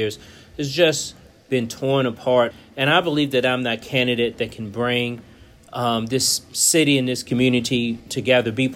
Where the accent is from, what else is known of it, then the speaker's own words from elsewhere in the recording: Richmond, Virginia, United States; also born or lived in Charlottesville, Virginia; I grew up in Richmond, Virginia, big family, five brothers and sisters.